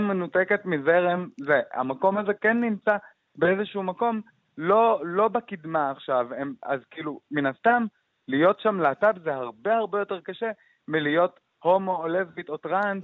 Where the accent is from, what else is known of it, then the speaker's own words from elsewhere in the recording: Jaffa, Tel Aviv District, Israel; כשאני יצאתי מהארון ביפו, יצאתי בגיל 15